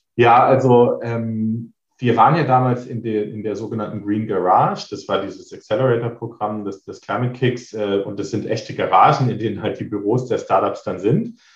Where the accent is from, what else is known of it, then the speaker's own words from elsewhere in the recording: near Trier, Rhineland-Palatinate, Germany; moved away as an adult; also born or lived in Berlin; Ich komme aus der Nähe von Trier, ähm, habe halt auch in Trier mein, mein Bachelor gemacht und bin dann weggezogen